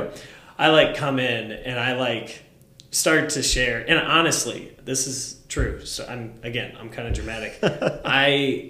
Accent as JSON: {"language": "English", "town": "Mogadore", "region": "Ohio", "country": "United States", "tie": "born or raised there", "said": "I grew up in Mogador. It's kind of connected. It's a couple yeah. miles outside of there."}